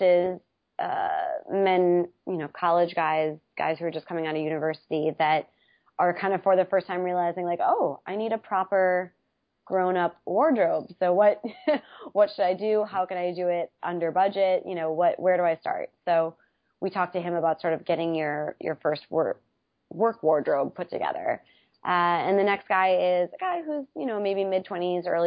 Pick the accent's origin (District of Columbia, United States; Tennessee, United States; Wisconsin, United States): Wisconsin, United States; moved away; I'm from Wisconsin originally, which is in the Midwest, and I love being from Wisconsin